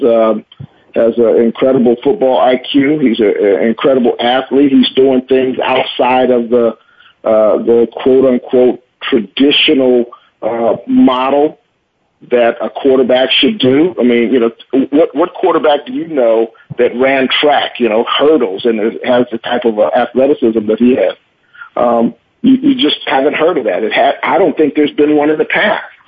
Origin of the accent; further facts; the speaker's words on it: Oakland, California, United States; I'm from Oakland